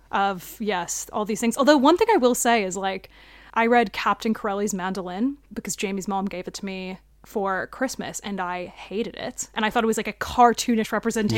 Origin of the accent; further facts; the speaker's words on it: United States; now in London, United Kingdom; I'm American